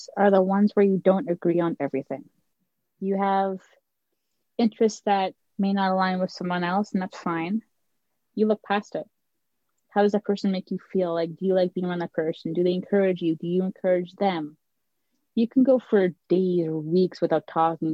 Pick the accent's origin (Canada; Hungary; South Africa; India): Canada; I'm Canadian